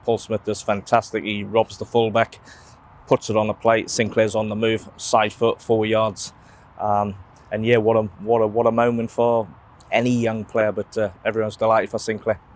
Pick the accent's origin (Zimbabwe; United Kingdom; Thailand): United Kingdom; England; as an Englishman